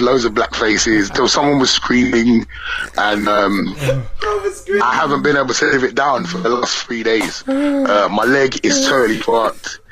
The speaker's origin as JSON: {"language": "English", "region": "London", "country": "United Kingdom", "said": "I'm from away from London"}